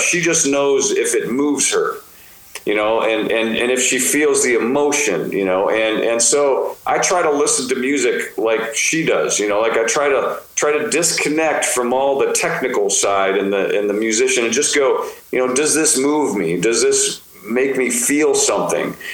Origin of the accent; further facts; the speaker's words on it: United States; we come from the United States